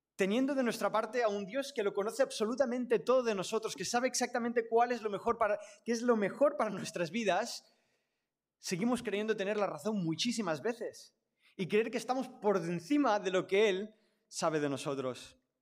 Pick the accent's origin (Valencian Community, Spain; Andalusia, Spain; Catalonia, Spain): Catalonia, Spain; a mí me ha tocado nacer en una familia catalana y del Barça, ese es mi contexto. Entonces yo soy catalán